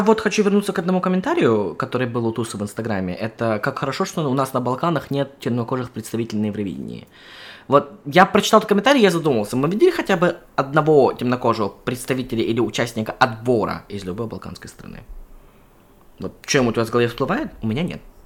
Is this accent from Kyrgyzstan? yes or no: yes; Kyrgyzstan; я родом из Кыргызстана